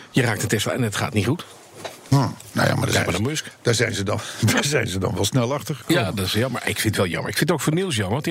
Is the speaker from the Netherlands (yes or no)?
yes; Netherlands; Wij als Hollanders